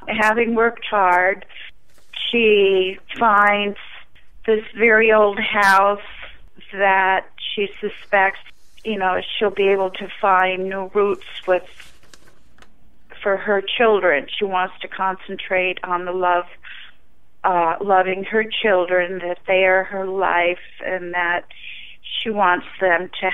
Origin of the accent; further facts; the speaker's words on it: northern New England, United States; I am from New England, and it's really the only, northern New England